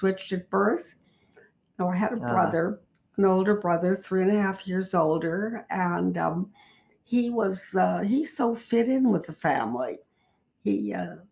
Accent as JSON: {"language": "English", "town": "Chicago", "region": "Illinois", "country": "United States", "tie": "born or raised there", "said": "I was born in Chicago, Illinois"}